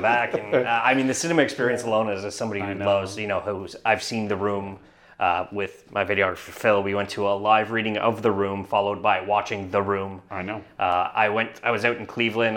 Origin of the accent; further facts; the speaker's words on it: Canada; as a Canadian